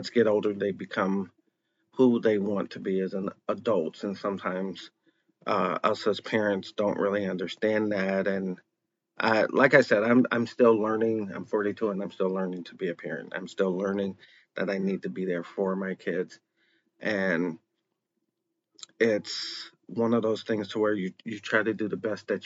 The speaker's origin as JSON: {"language": "English", "town": "Chicago", "region": "Illinois", "country": "United States", "tie": "born or raised there", "said": "I was born in Chicago, Illinois."}